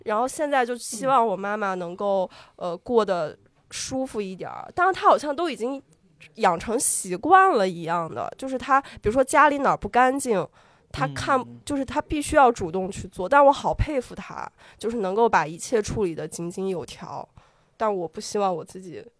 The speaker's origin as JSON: {"language": "Chinese", "region": "northwestern China", "country": "China", "moved": "yes", "lives_now": "Beijing, China", "said": "我是西北人儿"}